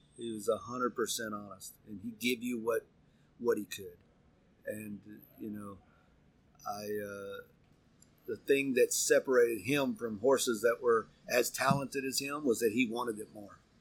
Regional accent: Pocola, Oklahoma, United States; moved away; I was raised in Pocola, Oklahoma, which is on the border of Arkansas and Oklahoma.

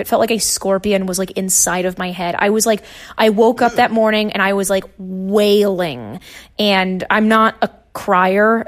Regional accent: Nashville, Tennessee, United States; moved away; I'm from Tennessee originally. I, I, so I went to Nashville public schools

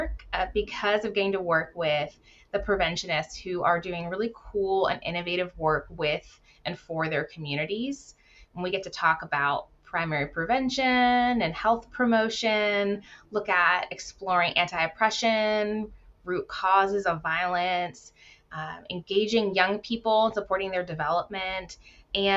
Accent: Virginia, United States; moved away as an adult; now in Washington State, United States; I left and returned to my home state of Virginia

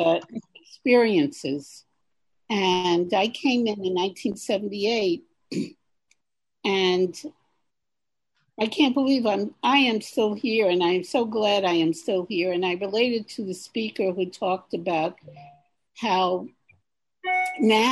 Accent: New York City, New York, United States; I am from Queens, New York

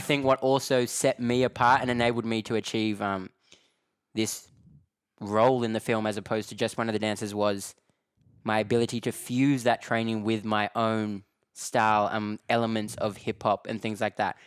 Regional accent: Australia; accent: Australian; moved away as an adult; now in London, United Kingdom; I'm from Australia, you know what I mean? And, like, I moved to London early twenty sixteen, never been to Europe in my life.

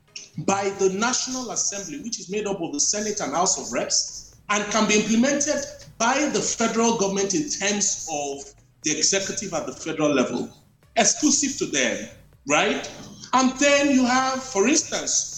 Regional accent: Nigeria; growing up in Nigeria

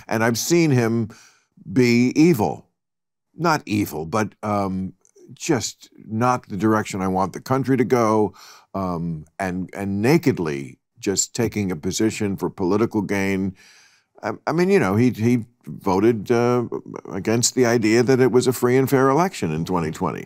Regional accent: New York area, New Jersey, United States; moved away; I grew up in the New York area

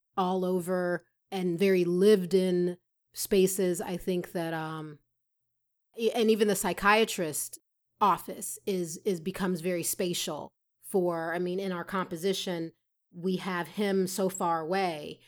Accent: Atlanta, Georgia, United States; moved away; when I grew up in Atlanta

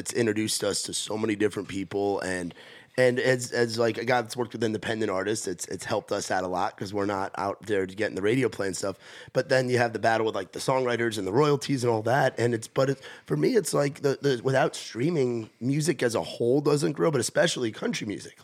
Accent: New York, United States; moved away; I grew up in New York and was involved in that Jersey, New York

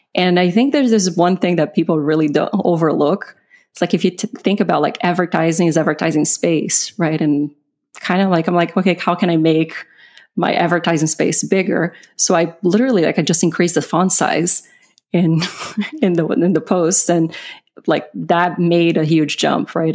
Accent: Brazil; English is a second language; moved away; I'm originally from Brazil. So I, English is not my first language

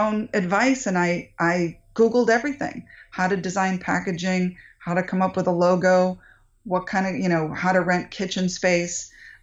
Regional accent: New England, United States; now in Northern California, United States; I grew up in New England

